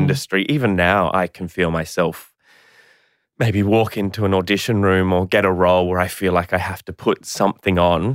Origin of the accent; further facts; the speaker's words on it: Brisbane, Queensland, Australia; I was born in Brisbane, Queensland in nineteen eighty-five